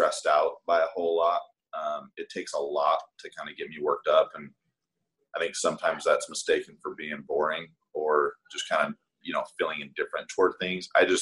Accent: Salt Lake City, Utah, United States; in Salt Lake, you know, I grew up in the Mormon church

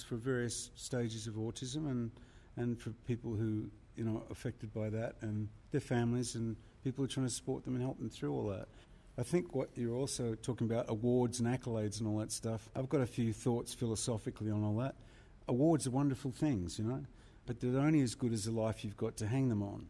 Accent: Australia; I'm an Australian

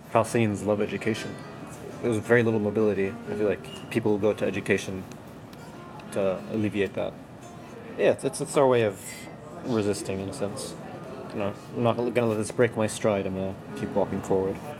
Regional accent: West Bank, Palestine; moved away; just growing up in the West Bank and growing up under occupation, just growing up in Palestine in general

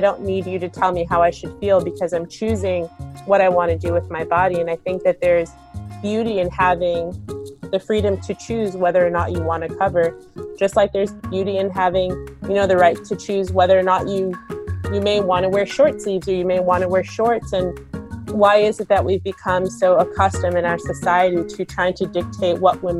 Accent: Maplewood, New Jersey, United States; So we moved to Maplewood when I was super young, and growing up as a kid who, you know, observed hijab from the age of 12 and being one of the only Muslim families, I always felt like a sense of belonging in our town.

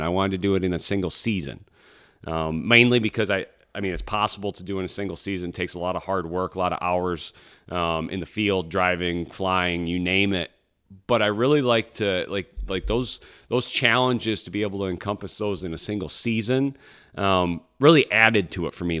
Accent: Michigan, United States; my home state of Michigan

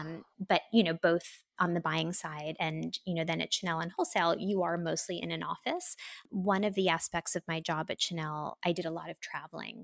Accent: New York, United States; I am a New Yorker. I'm from New York originally

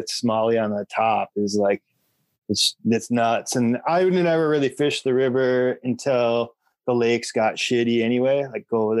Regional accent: Minnesota, United States; I grew up in Minnesota

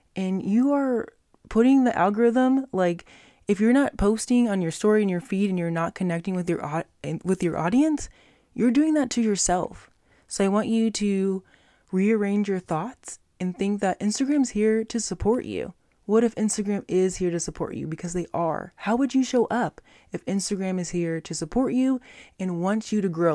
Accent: Las Vegas, Nevada, United States; my hometown, Las Vegas, Nevada

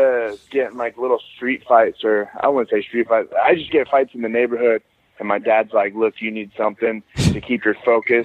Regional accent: Kearney, Missouri, United States; I grew up in a small town called Kearney, Missouri

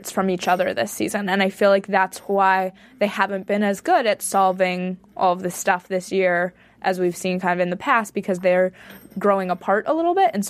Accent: San Francisco, California, United States; So if you're in New York, Los Angeles, Boston, Chicago, my hometown, San Francisco, go check it out.

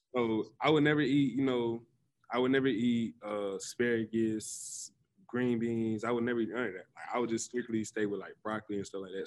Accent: the South, United States; moved away; me growing up in the South

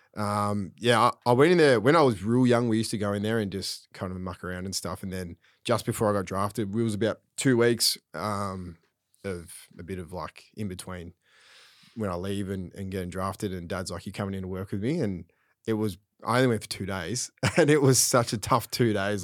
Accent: Craigieburn, Victoria, Australia; I grew up in Craigieburn

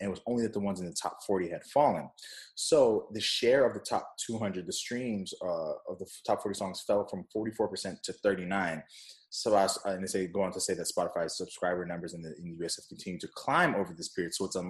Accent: Jamaica; I'm Jamaican, for those who don't know. So I've been drinking this coconut water since I was young.

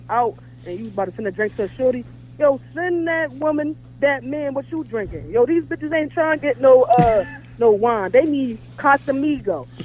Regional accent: New Jersey, United States; now in Baltimore, United States; I'm in Baltimore, but I'm from New so I, Jersey

